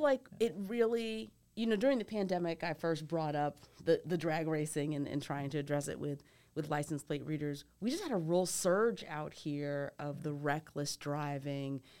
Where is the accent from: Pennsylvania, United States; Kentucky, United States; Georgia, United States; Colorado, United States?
Pennsylvania, United States; Philadelphia; moved away as an adult; also born or lived in Michigan / Massachusetts / New York; now in Nashville, United States; I grew up outside of Philadelphia